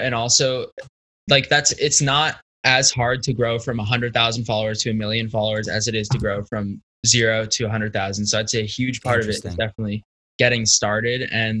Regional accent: Connecticut, United States

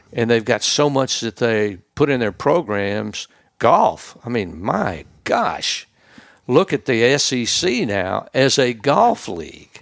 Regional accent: Holly Springs, Mississippi, United States; moved away; Grew up in a little town called Holly Springs, Mississippi

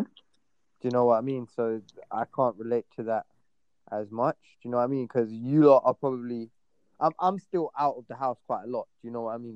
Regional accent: London, United Kingdom; growing up in London

